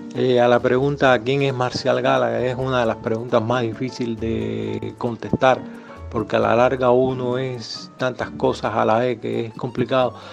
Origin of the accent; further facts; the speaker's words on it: Havana, Cuba; moved away; also born or lived in Cienfuegos; Yo nací en Ciudad de La Habana